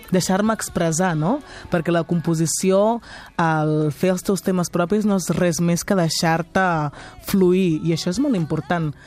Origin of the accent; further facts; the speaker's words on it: Catalonia, Spain; nosaltres som, som catalanes, catalanes de, de vivència, catalana de, també de cultura